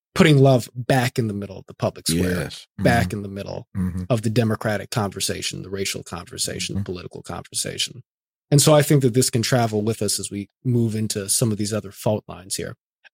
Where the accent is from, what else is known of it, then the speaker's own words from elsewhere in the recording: Inglewood, California, United States; born there; because I'm a Black man, right? And I was born in Inglewood, family in South LA and so forth.